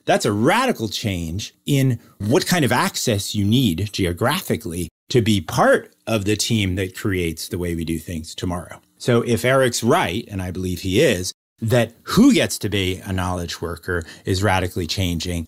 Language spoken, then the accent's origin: English; New York City, New York, United States; the street I grew up on in New York City